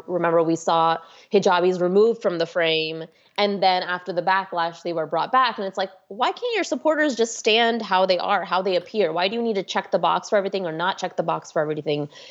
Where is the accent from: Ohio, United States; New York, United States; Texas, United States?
Texas, United States; Houston; moved away as an adult; now in Washington, D.C., United States; I grew up in Houston, Texas, actually one of the suburbs of Houston. I grew up in the Spring Tomball area